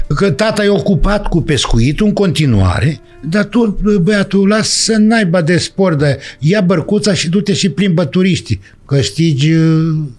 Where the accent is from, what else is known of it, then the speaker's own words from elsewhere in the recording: Danube Delta, Romania; moved away; casa care s-a făcut la noi, uh, casa s-a făcut la mine, la părinți.